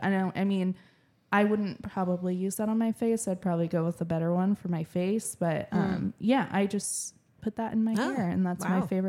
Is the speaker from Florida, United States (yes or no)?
no; Puyallup, Washington, United States; moved away; I grew up in Puyallup, right? So I was kind of more humid. And then I moved over here and it's more dry.